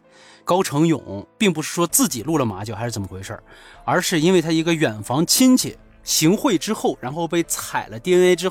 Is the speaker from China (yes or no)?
yes; China; 因为白银离我的老家不是很远